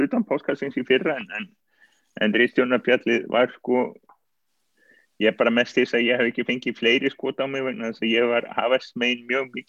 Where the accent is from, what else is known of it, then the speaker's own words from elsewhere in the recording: Iceland; Ég menna við erum Íslandingar, við vitum hvað gerist þegar Íslandingar landsins með þá ekki senst.